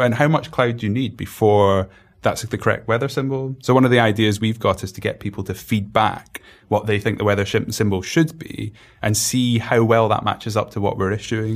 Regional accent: Glasgow, Scotland, United Kingdom; I'm from Glasgow

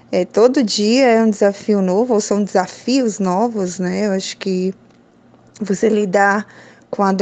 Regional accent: Northeast Region, Brazil; eu sempre quis ser professora desde criança, mas eu sou lá do interior do Nordeste, então eu sempre quis entrar nessa profissão.

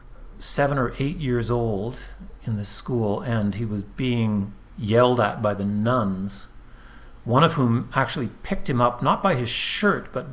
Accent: Montreal, Quebec, Canada; Born and raised Montreal.

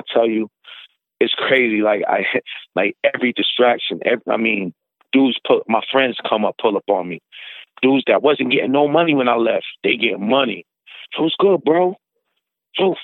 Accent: Syracuse, New York, United States; moved away; also born or lived in Buffalo; I'm originally from Syracuse.

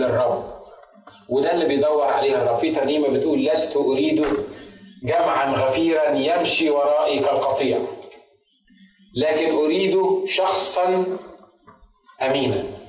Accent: Egypt; كعرب وكمصريين

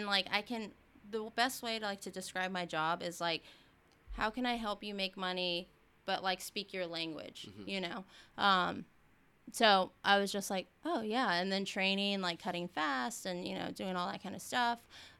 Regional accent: Texas, United States

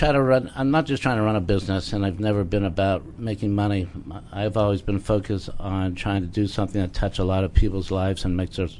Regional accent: Pittsburgh, Pennsylvania, United States; my hometown of Pittsburgh

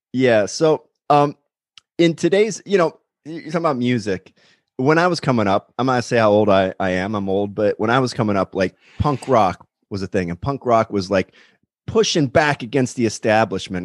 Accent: Pennsylvania, United States; moved away as an adult; also born or lived in Nashville; now in Los Angeles, United States; I grew up in Pennsylvania. I'm in, I'm in Los Angeles now

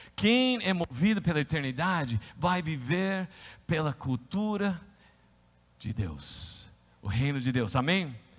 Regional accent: United States; accent: American; Portuguese is a second language; moved away as an adult; also born or lived in Brazil; now in São Paulo, Brazil; como você sabe que eu sou um americano?

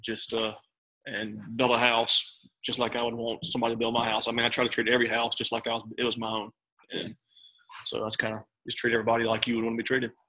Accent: Memphis, Tennessee, United States; moved away as an adult; now in Tupelo, United States; born and raised in Memphis

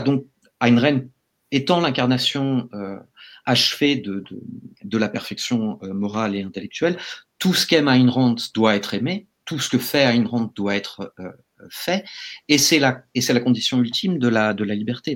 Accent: France; en tant que Français

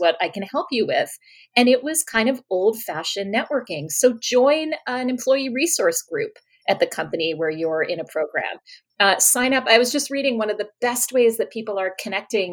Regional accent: New York, United States; moved away; also born or lived in Australia; you're from New York

